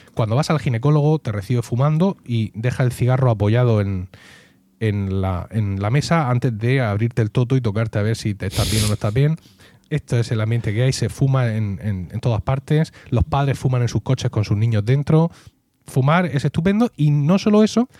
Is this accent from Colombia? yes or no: no; Region of Murcia, Spain; soy murciano